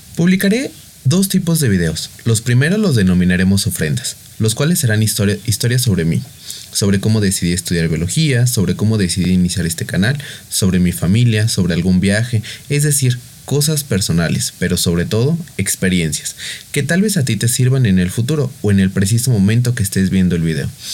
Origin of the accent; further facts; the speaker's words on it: Mexico; soy de México